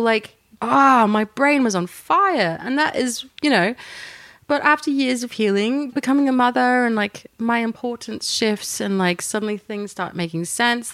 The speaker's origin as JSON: {"language": "English", "region": "Yorkshire and the Humber", "country": "United Kingdom", "tie": "born or raised there", "moved": "yes", "lives_now": "Apollo Bay, Australia", "said": "Growing up in Yorkshire"}